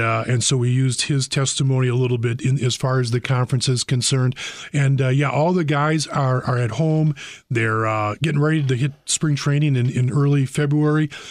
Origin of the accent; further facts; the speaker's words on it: Brookfield, Wisconsin, United States; I grew up in Brookfield